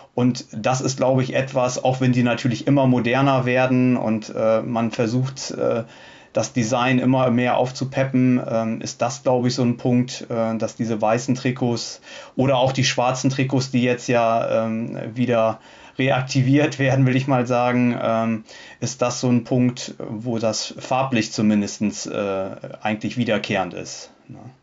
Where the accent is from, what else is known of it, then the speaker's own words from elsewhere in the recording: Bremen, Germany; ich komme ja aus der Bremer Region